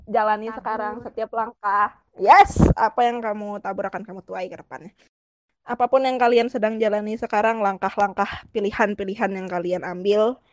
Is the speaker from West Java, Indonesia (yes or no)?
yes; Bandung, West Java, Indonesia; rumahku di Bandung sebenarnya aku orang Bandung